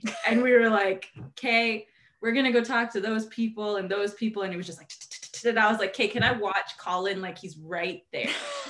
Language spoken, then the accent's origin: English; Canada; I'm so Canadian.